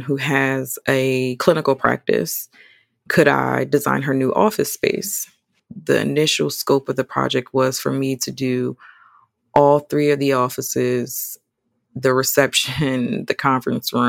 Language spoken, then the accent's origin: English; Atlantic City, New Jersey, United States; moved away as an adult; now in Charlotte, United States; I'm from New Jersey.